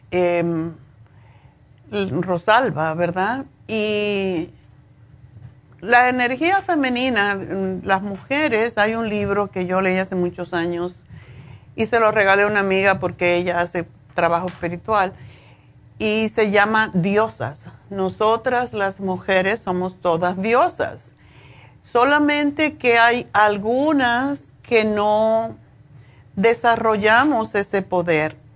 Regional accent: Cuba; moved away as an adult; also born or lived in Spain; cuando yo me fui de Cuba tenía un apartamento lujosísimo, eh, frente al malecón, en el piso décimo

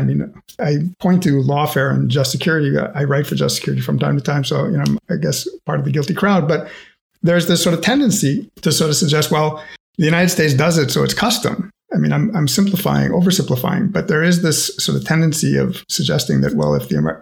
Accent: Canada; I'm Canadian

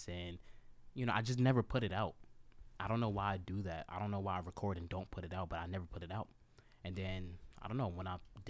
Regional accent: New York City, New York, United States; also born or lived in Montgomery County, Maryland; Brooklyn, New York. Born and raised

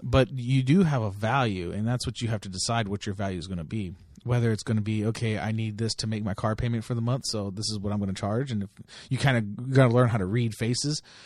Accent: Delano, California, United States; moved away; I lived in Delano, I grew up there

